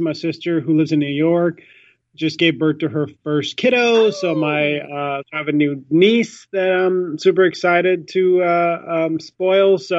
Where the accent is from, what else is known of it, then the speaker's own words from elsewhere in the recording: India; I'm Indian, I was born in India